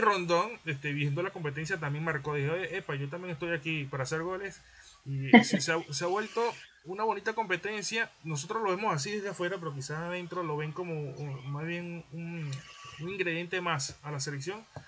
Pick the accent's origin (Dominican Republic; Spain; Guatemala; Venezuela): Venezuela; now in Lima, Peru; nosotros como venezolanos